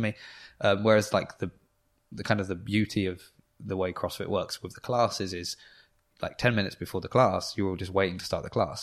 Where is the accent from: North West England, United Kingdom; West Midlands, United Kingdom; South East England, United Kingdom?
South East England, United Kingdom; New Forest; I'm from the New Forest